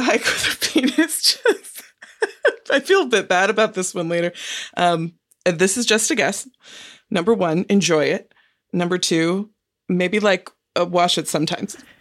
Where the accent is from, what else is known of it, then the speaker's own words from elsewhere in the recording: Marin County, California, United States; I grew up in Marin County, which is just north of San Francisco